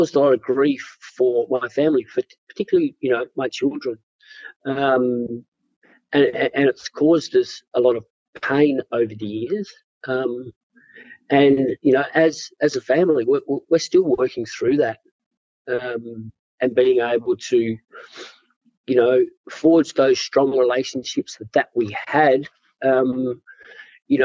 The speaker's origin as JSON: {"language": "English", "town": "Perth", "region": "Western Australia", "country": "Australia", "tie": "born or raised there", "said": "growing up in Perth in the, you know, 70s, mid-70s and early 80s."}